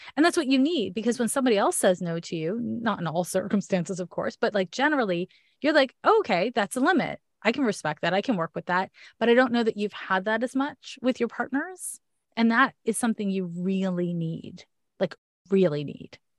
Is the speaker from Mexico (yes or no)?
no; Canada; accent: Canadian; my Canadian accent